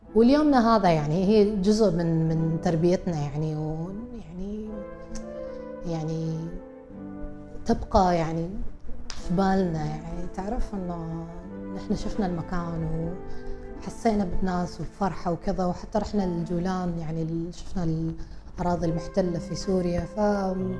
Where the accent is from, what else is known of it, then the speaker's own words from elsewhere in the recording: Oman; احنا عمانيين